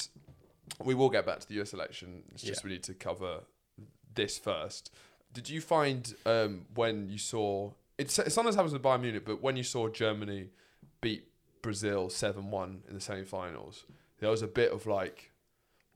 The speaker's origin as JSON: {"language": "English", "country": "United Kingdom", "said": "as British people"}